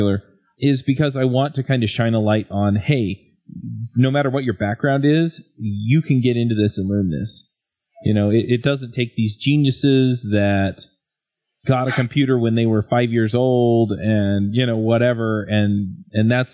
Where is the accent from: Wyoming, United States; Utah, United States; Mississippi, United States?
Utah, United States; I grew up here in Utah